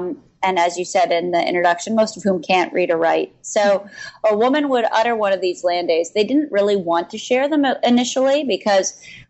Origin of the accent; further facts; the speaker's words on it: Philadelphia, Pennsylvania, United States; also born or lived in Chicago / New Hampshire; I moved from Philadelphia to Chicago, and then I went to high school in New Hampshire.